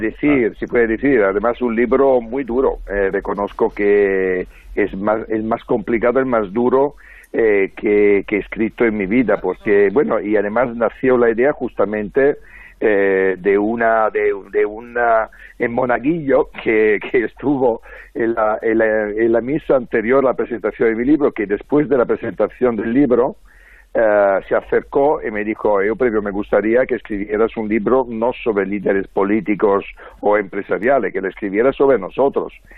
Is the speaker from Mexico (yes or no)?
no; Francavilla, Italy; now in Madrid, Spain; en el pueblo de Francavilla, de donde soy yo